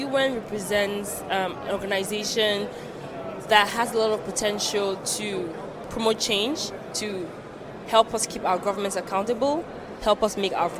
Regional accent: Cameroon; I'm from Cameroon.

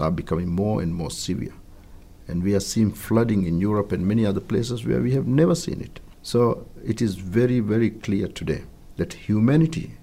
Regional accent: Maldives; My home country, the Maldives

